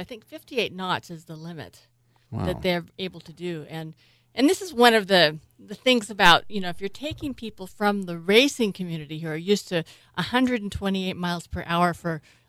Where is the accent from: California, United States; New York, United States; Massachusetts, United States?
California, United States; San Francisco; I was born in San Francisco, so I'm a third generation San Franciscan.